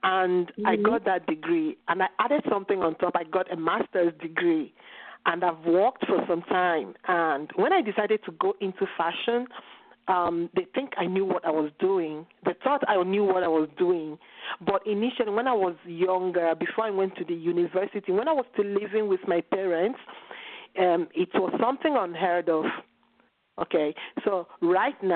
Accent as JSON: {"language": "English", "country": "Nigeria", "tie": "born or raised there", "moved": "as an adult", "lives_now": "Italy", "said": "growing up in Nigeria, my family didn't consider fashion something that was intellectual enough."}